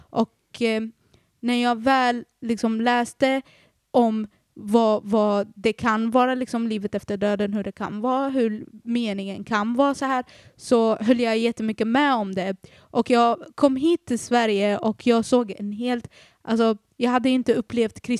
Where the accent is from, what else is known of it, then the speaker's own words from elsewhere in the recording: Iraq; moved away; Dock så är jag från Irak